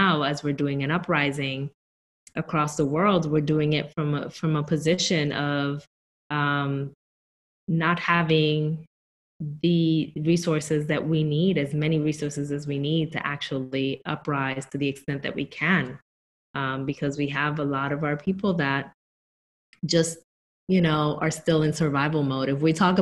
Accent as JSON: {"language": "English", "town": "Newark", "region": "New Jersey", "country": "United States", "moved": "as an adult", "said": "I come from Newark, New Jersey. And up until about 5 months ago, I still lived in Newark, New Jersey."}